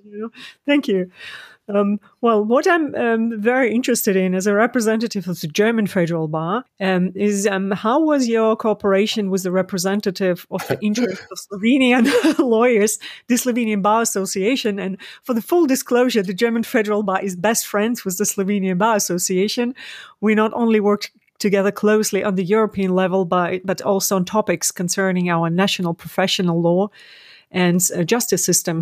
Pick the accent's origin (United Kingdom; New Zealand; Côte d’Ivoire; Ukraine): Ukraine; I studied law in Kiev in my home country, Ukraine